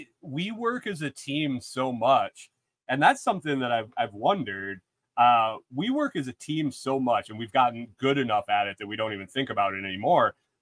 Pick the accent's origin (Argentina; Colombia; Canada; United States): United States; Western New York; also born or lived in Buffalo; I grew up in Western New York and went to school in Buffalo